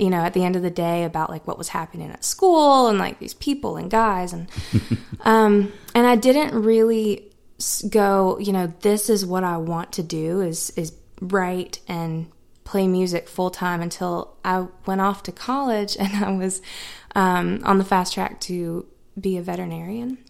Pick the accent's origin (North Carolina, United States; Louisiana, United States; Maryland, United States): North Carolina, United States; All of North Carolina is all of our hometowns because yeah. we've all we all have family and friends in different places, and I feel like I grew up in all of them.